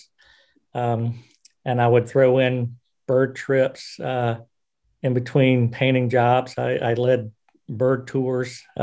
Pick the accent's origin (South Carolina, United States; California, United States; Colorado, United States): South Carolina, United States; moved away as an adult; also born or lived in Washington State; now in Philadelphia, United States; growing up in South Carolina